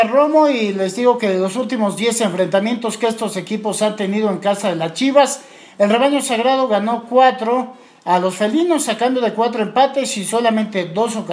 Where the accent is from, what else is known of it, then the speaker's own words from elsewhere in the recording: Puebla, Mexico; un juego que este, se va a celebrar el sábado por la noche y del cual como poblanos debemos estar más que pendientes el de Monterrey Mazatlán.